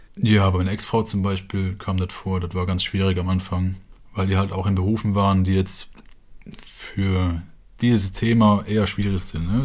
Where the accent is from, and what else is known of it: Westerwald, Germany